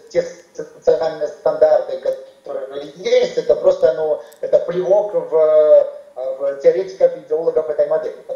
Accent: Belarus; Мы, белорусы, в центре Европы, сборочный цех, сегодня на рынке труда конкурируем с Вьетнамом, Лаосом

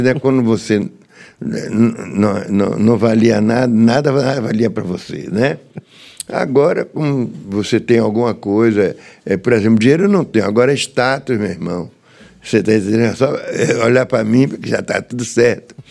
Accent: Salvador, Bahia, Brazil; eu nasci na Rua do Céu. Número 88, na Liberdade

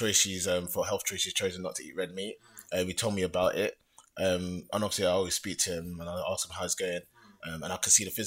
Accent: London, United Kingdom; also born or lived in Australia; being African heritage in London

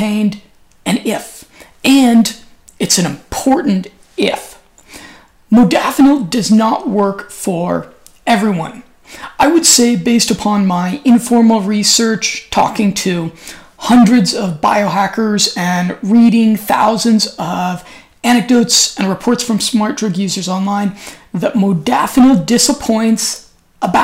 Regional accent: United States; now in Europe; I'm an American

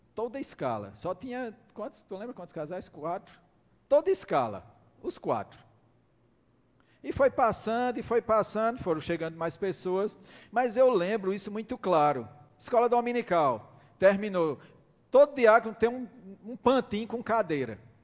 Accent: Campina Grande, Paraíba, Brazil; nós somos de Campina Grande

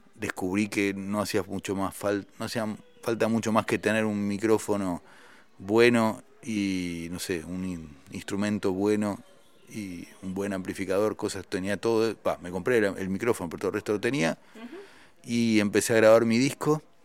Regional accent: Argentina; moved away as an adult; also born or lived in France; siendo un solista argentino

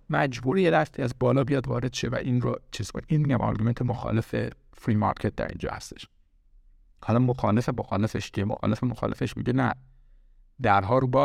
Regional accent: Iran; now in United States; من از ایران اومدم آمریکا

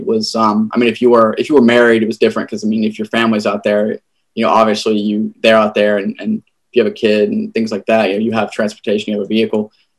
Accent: South Carolina, United States; South Carolina.

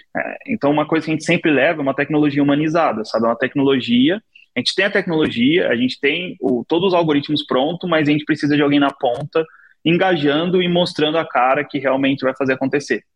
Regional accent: São Paulo, Brazil; also born or lived in Taquaritinga; Eu sou de Abdicaval, nasci lá desde, desde pequeno

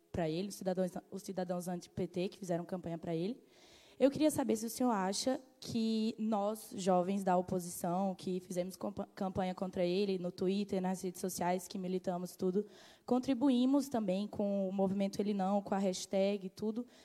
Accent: Northeast Region, Brazil; now in Portugal; eu também sou nordestina, tenho 20 anos e curso é, Comunicação e Marketing aqui em Portugal.

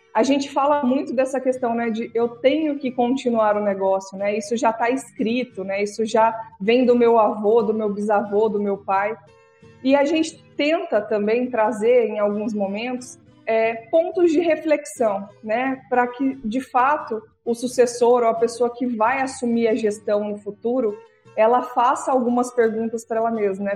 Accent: Paraná, Brazil; now in Mato Grosso, Brazil; Eu nasci no Paraná, mas moro no Mato Grosso desde 1996

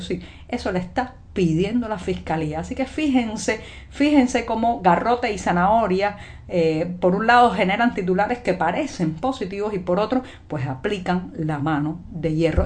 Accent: Cuba; cubana, periodista, ciudadana

